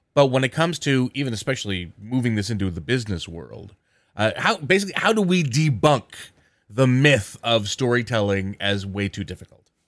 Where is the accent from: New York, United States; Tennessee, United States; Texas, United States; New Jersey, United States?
New Jersey, United States; southern; also born or lived in Philadelphia, Pennsylvania; I was moved to southern New Jersey at an early, early